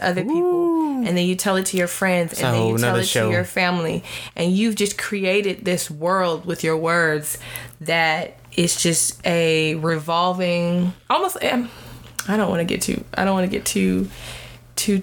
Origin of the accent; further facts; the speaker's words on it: United States; I am African American